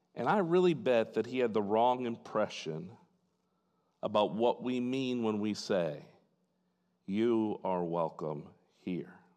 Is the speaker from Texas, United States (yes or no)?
no; Fort Wayne, Indiana, United States; In my hometown in Fort Wayne, Indiana